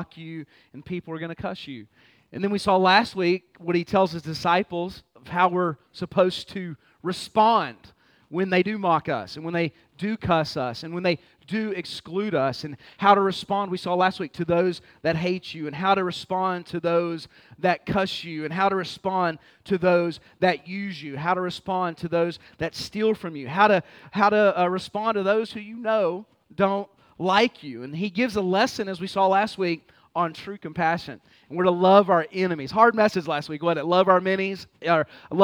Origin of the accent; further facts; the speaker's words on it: Fort Worth, Texas, United States; moved away; also born or lived in Baltimore; Born and raised in Fort Worth, Texas